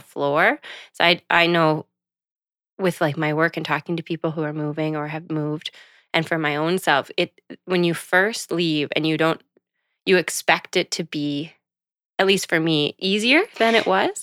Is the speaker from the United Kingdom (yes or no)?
no; Charlottetown, Prince Edward Island, Canada; moved away as an adult; also born or lived in Sackville, New Brunswick / Fredericton, New Brunswick / Toronto / Los Angeles; I grew up in Charlottetown, P